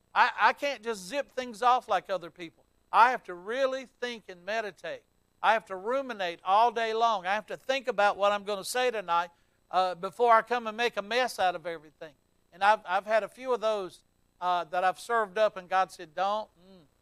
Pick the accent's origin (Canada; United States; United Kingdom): United States; the South; I'm from the South down here